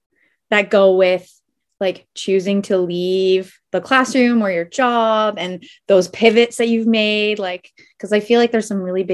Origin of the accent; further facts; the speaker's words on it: Canada; I'm Canadian and I have that mat leave piece.